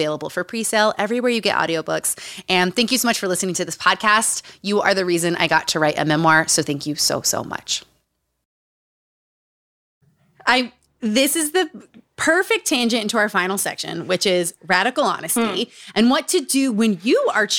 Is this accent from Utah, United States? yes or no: yes; Utah, United States; Growing up in Utah